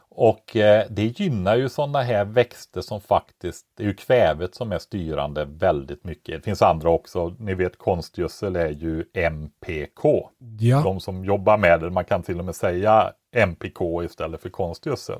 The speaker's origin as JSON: {"language": "Swedish", "area": "Västergötland", "region": "Västra Götaland", "country": "Sweden", "tie": "born or raised there"}